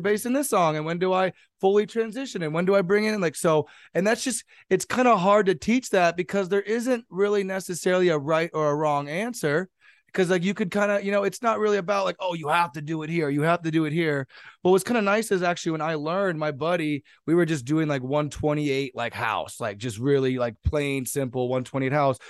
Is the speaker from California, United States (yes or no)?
yes; San Jose, California, United States; I'm from San Jose, California, twenty-eight years old